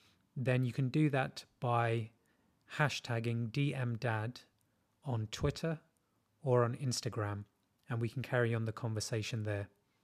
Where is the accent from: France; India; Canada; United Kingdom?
India; moved away as an adult; I'm originally from India and spent all of my life there before this big move. I'm 27 going on 28 and recently single.